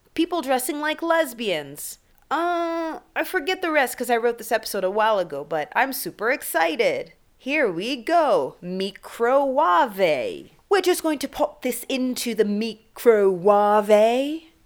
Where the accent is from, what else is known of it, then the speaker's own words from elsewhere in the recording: Canada; now in Kenya; growing up in Canada